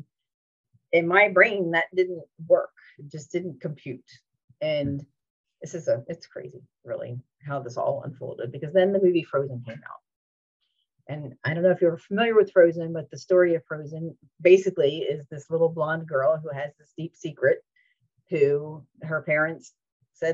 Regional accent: New Jersey, United States; moved away as an adult; now in Orlando, United States; I'm originally from New Jersey, relocated in 2008

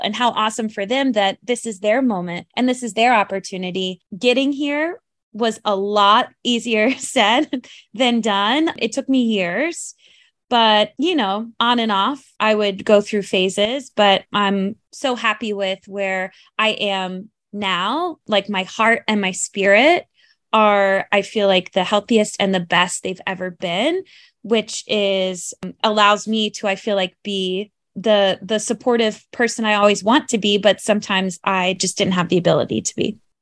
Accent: North Carolina, United States; now in New York City, United States; there wasn't really a lot of theater where I grew up in North Carolina

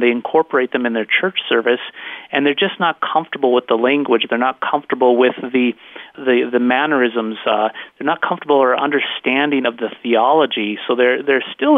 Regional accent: North Dakota, United States; accent: North Dakota Canadian; moved away as an adult; also born or lived in Los Angeles area, California; I'm a North Dakota boy, and I grew up right on the Canadian border

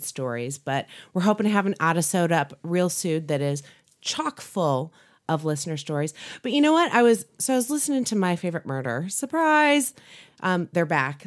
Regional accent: Chicago, Illinois, United States; I grew up in the Chicagoland area

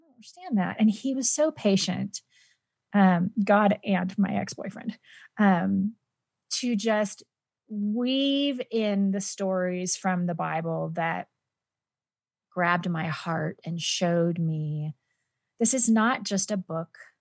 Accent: San Joaquin Valley, Central California, United States; moved away as an adult; also born or lived in Orange County, California; now in Denver, United States; I am originally from Central California

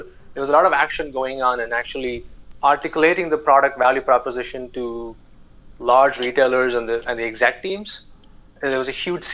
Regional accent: India; moved away as an adult; when I grew up in India

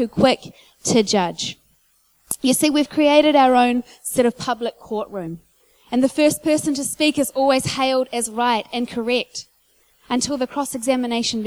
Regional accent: Whanganui, Manawatū-Whanganui, New Zealand; I grew up in church in Whanganui

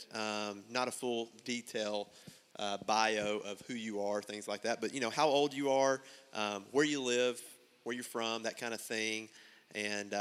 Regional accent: Buckner, Arkansas, United States; I'm from Buckner

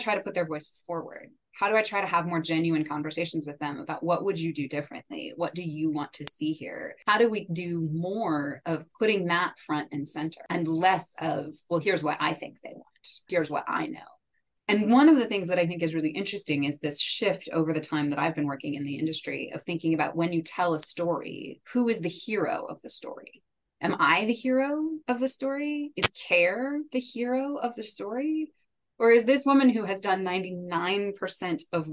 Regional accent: United States; first language English; now in Washington, D.C., United States; I'm based in DC. I'm a native English speaker. I'm an American

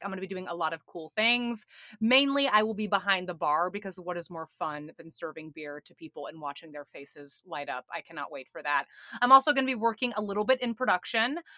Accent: Atlanta, Georgia, United States; also born or lived in New York; now in Chattanooga, United States; I'm from Atlanta, Georgia, originally

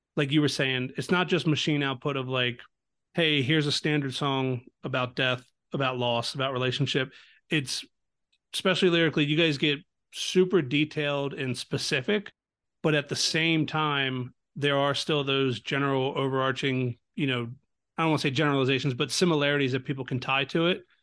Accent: Baltimore, Maryland, United States; I'm from Baltimore, so not far

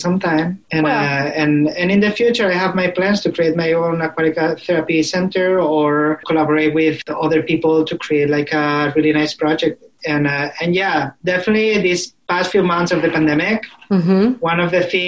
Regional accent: an hour from Valencia, Valencian Community, Spain; moved away as an adult; now in Portland, United States; a big city like Valencia, which was an hour away from my hometown

